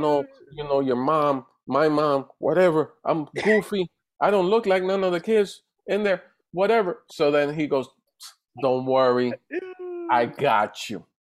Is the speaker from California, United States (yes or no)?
no; New York City, New York, United States; also born or lived in Dominican Republic / Puerto Rico; I was raised in DR for most of my childhood. At set no at six, I go to New York and I go to the Bronx.